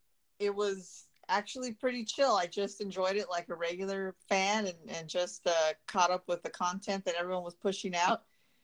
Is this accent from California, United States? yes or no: yes; Montebello, California, United States; growing up in Montebello, like, earthquakes were a part of my childhood.